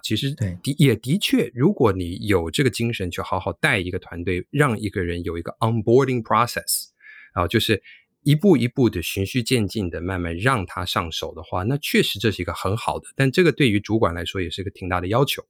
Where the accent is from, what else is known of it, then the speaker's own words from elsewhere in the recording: New York, United States; moved away; also born or lived in Taiwan / mainland China; 我自己虽然是在美国长大